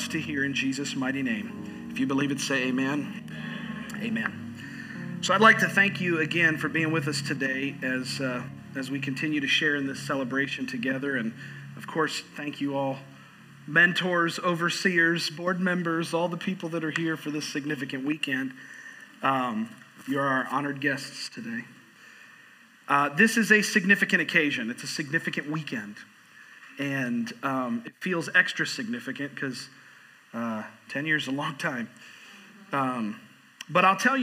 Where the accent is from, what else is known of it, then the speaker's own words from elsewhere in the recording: Florida, United States; moved away as an adult; also born or lived in New York; now in Boone, United States; I was born in New York and I was raised in Florida